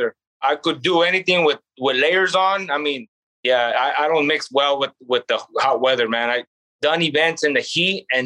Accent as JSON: {"language": "English", "town": "Gilroy", "region": "California", "country": "United States", "tie": "born or raised there", "said": "I grew up, I was born and raised in Gilroy, went to school here"}